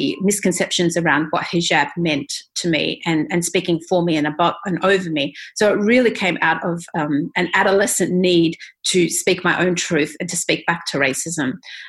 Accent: Australia; my lived experiences growing up as an Australian, Egyptian, Muslim, Palestinian at the time of the Gulf War

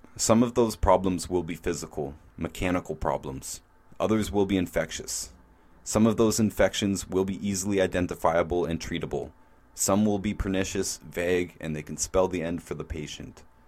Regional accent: Canada; My home country of Canada

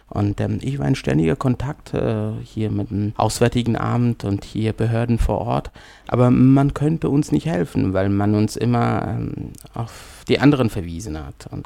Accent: Kabul, Afghanistan; now in Germany; Tatsächlich bin ich zweimal in meinem Leben aus Afghanistan geflüchtet. Das erste Mal Ende 80er, Anfang 90er der Bürgerkrieg bei uns in Kabul, also in Afghanistan, insbesondere in Kabul, ausgebrochen ist.

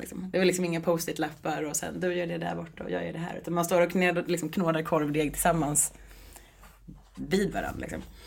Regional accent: Stockholm, Stockholm County, Sweden; moved away as an adult; also born or lived in Sundsvall; now in Gothenburg, Sweden; jag är från Stockholm från början

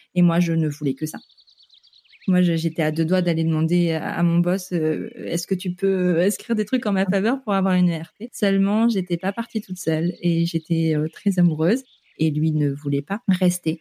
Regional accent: northern France, France; moved away as an adult; also born or lived in Vancouver, Canada; je viens du nord de la France

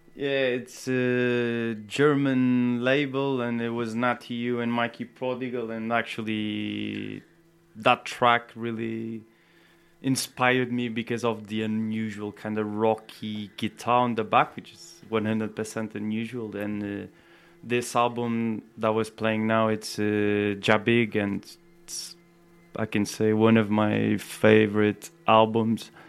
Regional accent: Portugal; moved away as an adult; also born or lived in Brazil; now in United Kingdom; I come from Portugal as well

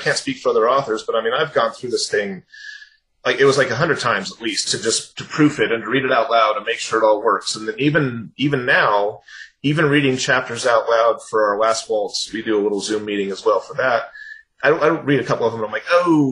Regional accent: California, United States; growing up in California

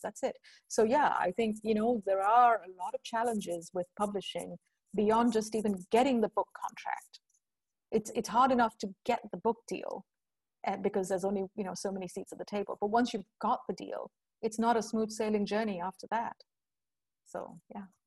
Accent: India; moved away; also born or lived in United Kingdom / United States / Europe; I grew up in India, right? And so I grew up with the whole class and caste thing and gender thing.

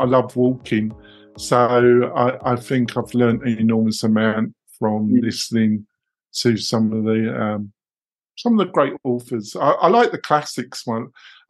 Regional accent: England, United Kingdom; moved away as an adult; now in United States; I'm English.

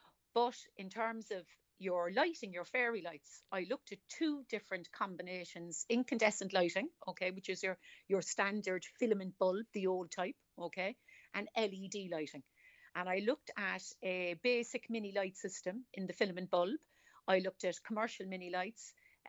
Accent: Cork, Munster, Ireland; accent: Cork; I am. I'm from Cork City.

